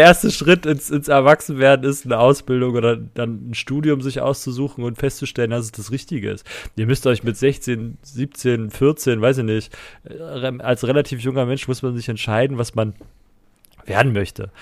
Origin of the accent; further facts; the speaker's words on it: eastern Germany, Germany; hier bei uns im Osten.